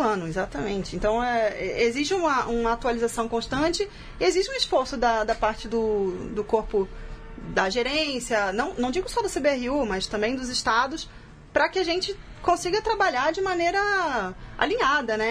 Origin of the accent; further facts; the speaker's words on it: São Paulo, Brazil; eu sou de São Paulo, e eu estou muito envolvida aqui com a arbitragem em São Paulo